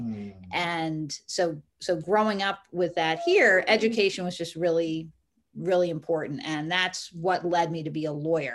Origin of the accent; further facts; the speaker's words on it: New England, United States; I grew up here in New England